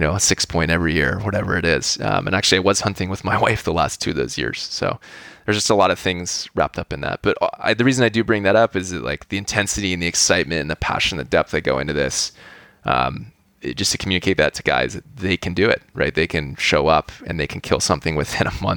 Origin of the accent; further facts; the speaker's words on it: California, United States; I grew up here in California in a pretty suburban setting